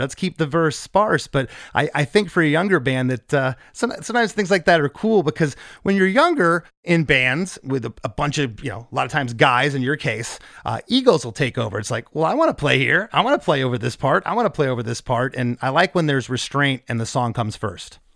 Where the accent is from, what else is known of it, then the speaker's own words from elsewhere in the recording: Novi, Michigan, United States; also born or lived in Livonia, Michigan; I grew up in Novi.